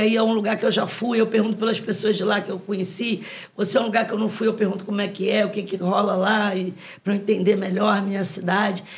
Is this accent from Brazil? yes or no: yes; Rio de Janeiro, Brazil; todos os meus, é, ascendentes, ante- antepassados, são nordestinos por parte de mãe e pai, mas eu sou carioca